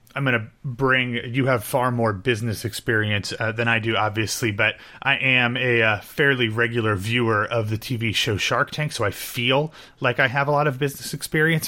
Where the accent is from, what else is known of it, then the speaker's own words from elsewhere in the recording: Ohio, United States; now in Florida, United States; growing up in Ohio or even now living in Florida